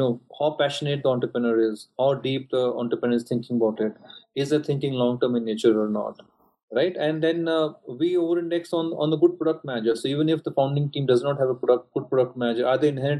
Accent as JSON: {"language": "English", "country": "India", "tie": "born or raised there", "said": "have come from similar backgrounds, especially growing up in India"}